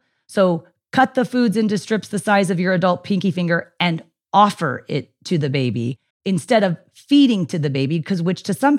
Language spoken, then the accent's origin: English; United States; I'm American